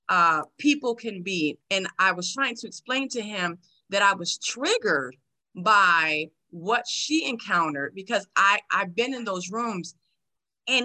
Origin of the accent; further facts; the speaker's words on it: New York City, New York, United States; moved away as an adult; now in San Antonio, United States; Born and raised in New York City